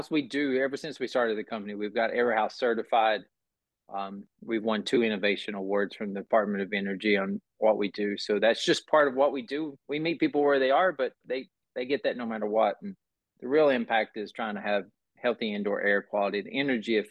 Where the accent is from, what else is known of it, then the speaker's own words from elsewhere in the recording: Burnsville, North Carolina, United States; I grew up outside of Asheville, North Carolina, in a small town named Burnsville.